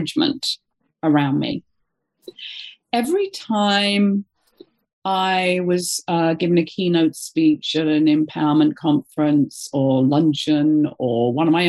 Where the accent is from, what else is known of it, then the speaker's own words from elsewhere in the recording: United Kingdom; moved away; being a Brit